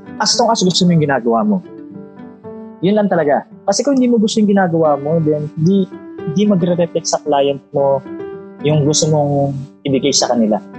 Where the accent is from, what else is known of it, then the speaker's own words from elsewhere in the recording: Philippines; as a Filipino